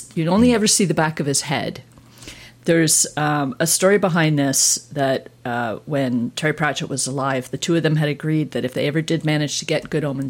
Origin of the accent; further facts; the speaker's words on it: Toronto, Ontario, Canada; growing up in Toronto